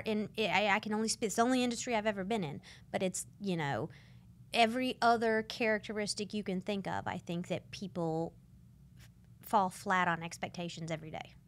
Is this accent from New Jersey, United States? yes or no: no; Santa Rosa County, Pensacola suburbs, Florida, United States; I grew up in San Rosa County